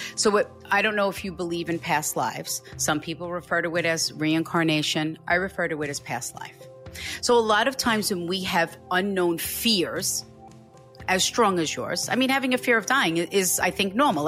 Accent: Hicksville, New York, United States; I live right next door to where I grew up.

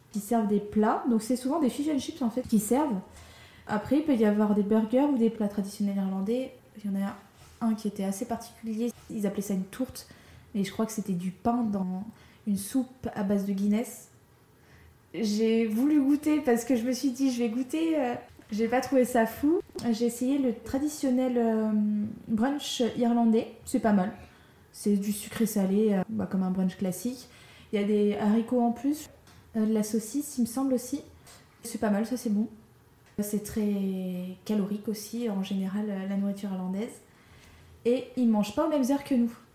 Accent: France; en tant que Française

